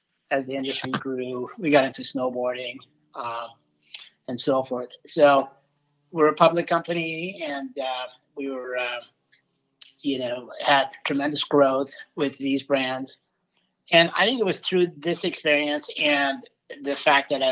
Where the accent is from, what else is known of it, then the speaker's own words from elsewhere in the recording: Michigan, United States; I grew up in Michigan